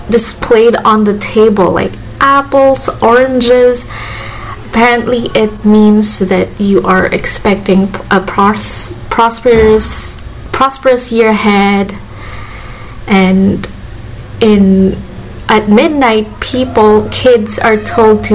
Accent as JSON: {"language": "English", "town": "Manila", "region": "Metro Manila", "country": "Philippines", "tie": "born or raised there", "said": "I grew up in Manila"}